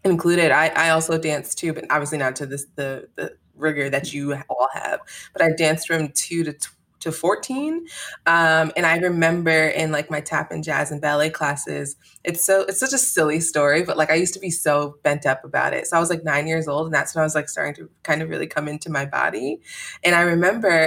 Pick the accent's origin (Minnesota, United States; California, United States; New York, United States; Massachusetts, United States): New York, United States; Albany; I did enjoy growing up in Albany